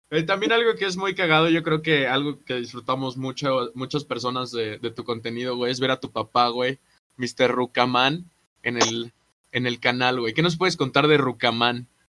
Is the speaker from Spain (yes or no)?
no; Tlalnepantla de Baz, State of Mexico, Mexico; moved away; also born or lived in Xalapa, Veracruz; Soy de, de Tlanepantla